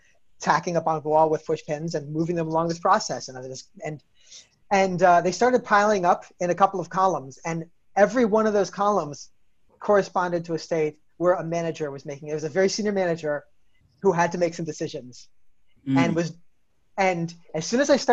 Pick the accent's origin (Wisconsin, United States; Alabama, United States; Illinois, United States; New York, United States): New York, United States; I'm from New York